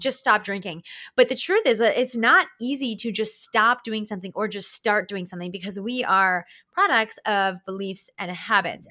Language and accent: English; Canada